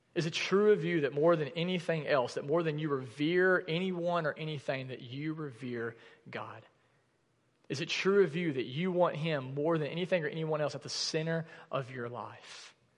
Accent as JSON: {"language": "English", "region": "the South", "country": "United States", "tie": "born or raised there", "said": "growing up in the South"}